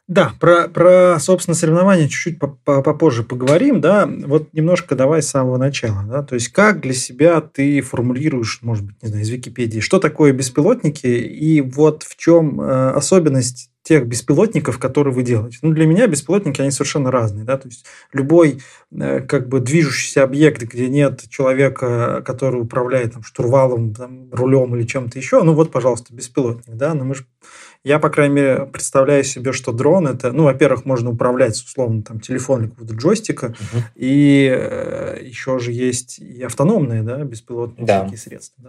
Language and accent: Russian; Nizhny Novgorod, Nizhny Novgorod Oblast, Russia; я как нижегородец